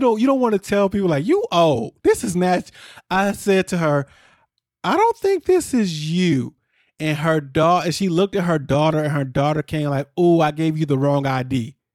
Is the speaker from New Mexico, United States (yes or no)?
no; near Chicago, Illinois, United States; I grew up near Chicago